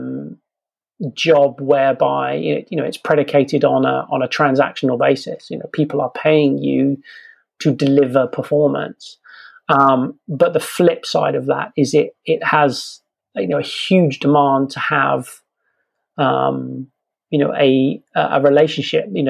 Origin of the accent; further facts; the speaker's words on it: England, United Kingdom; I'm English